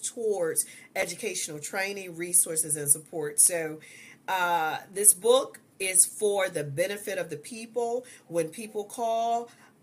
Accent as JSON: {"language": "English", "region": "Ohio", "country": "United States", "moved": "as an adult", "lives_now": "Georgia, United States", "said": "I did go back home, which we're from Ohio. We moved to Georgia 2 years ago"}